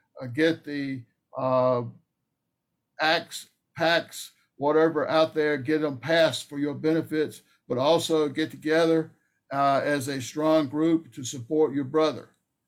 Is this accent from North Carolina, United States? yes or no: yes; North Carolina, United States; I grew up in North Carolina. I thought I was used to heat and humidity, but, I wasn't used to that.